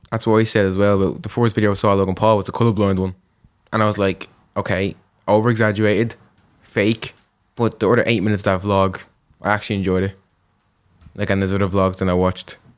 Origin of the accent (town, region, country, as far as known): Dublin, Leinster, Ireland